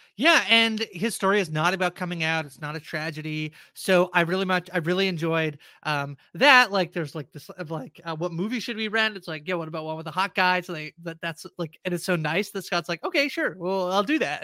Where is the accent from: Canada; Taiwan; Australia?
Canada; small town outside of Toronto, Ontario; moved away as an adult; now in Toronto, Canada; I grew up in a very small town outside of Toronto about two-ish hours